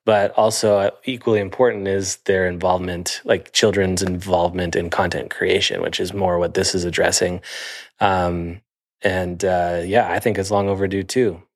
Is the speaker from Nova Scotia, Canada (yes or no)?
no; Sarnia, Ontario, Canada; moved away; I'm from Sarnia, Ontario